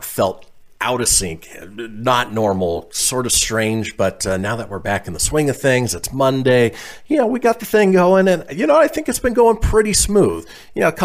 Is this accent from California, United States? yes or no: yes; Southern California, United States; moved away; also born or lived in Minnesota; I grew up in Southern California, and you would say, oh man, that's cool or that's rad. Well, we moved to Minnesota